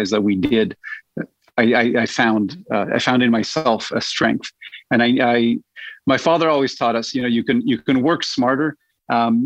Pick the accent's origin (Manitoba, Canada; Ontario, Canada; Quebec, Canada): Quebec, Canada; Montreal; Born and bred in Montreal